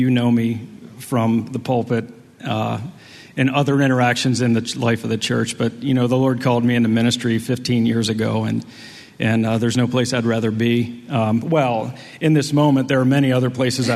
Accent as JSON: {"language": "English", "town": "Chambersburg", "region": "Pennsylvania", "country": "United States", "also_born_or_lived": "Huntington, Indiana", "said": "that's where I'm from. I'm from Chambersburg"}